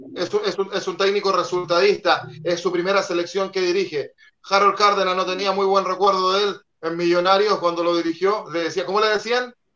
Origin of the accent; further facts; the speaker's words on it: Chile; como chileno